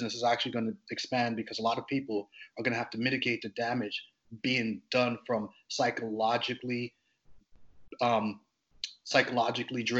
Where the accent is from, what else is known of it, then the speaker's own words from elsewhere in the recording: Grenada; now in United States; I'm from the Caribbean. I'm Caribbean born. I'm born on the island of Grenada.